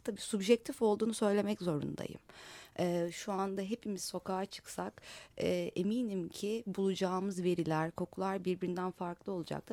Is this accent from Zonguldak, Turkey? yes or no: no; Istanbul, Turkey; bir Kadıköylü olarak sokaklarında dolaştığım bu yüzide ilçemizde